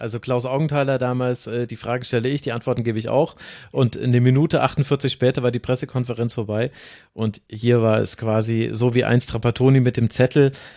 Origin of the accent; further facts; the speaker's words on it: Lower Franconia, Bavaria, Germany; aus meiner unterfränkischen Heimat